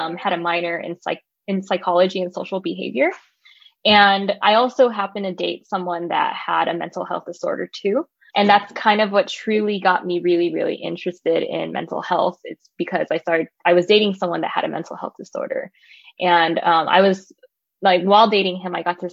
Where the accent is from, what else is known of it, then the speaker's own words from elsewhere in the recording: Los Angeles, California, United States; moved away as an adult; also born or lived in Irvine, California / San Francisco, California; now in San Diego, United States; I am originally from Los Angeles, California